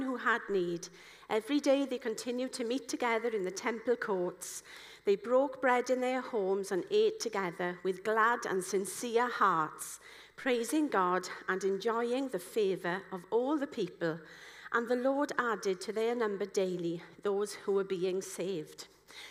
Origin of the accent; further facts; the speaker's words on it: Wales, United Kingdom; I'm a Welsh person